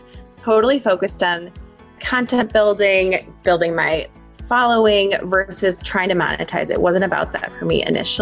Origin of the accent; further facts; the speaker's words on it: Wisconsin, United States; I was born and raised in Wisconsin